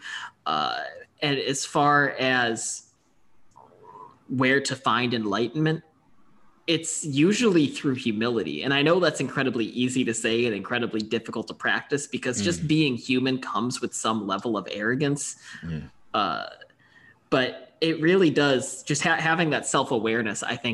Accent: Buffalo, New York, United States; I'm from Buffalo. I grew up a huge Buffalo Sabres fan.

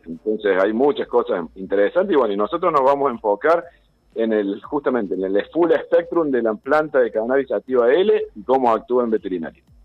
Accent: Sierras de Córdoba, Argentina; Soy veterinario de la Sierra de Córdoba

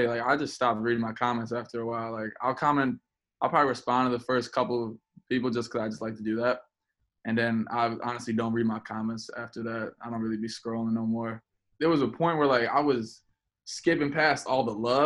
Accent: Chicago, Illinois, United States; I'm from Chicago

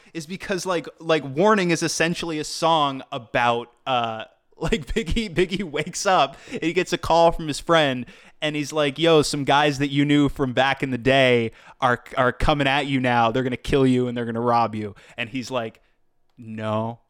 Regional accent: East Coast, United States; moved away; Well, I'm from the East Coast originally

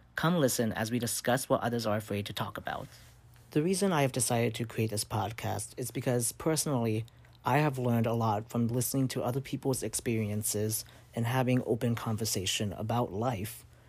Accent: South Bend, Indiana, United States; moved away as an adult; also born or lived in Vietnam; now in Springfield, United States; I grew up in South Bend, Indiana, And I lived there for the majority of my life until I went off to college in Springfield, Missouri in twenty seventeen

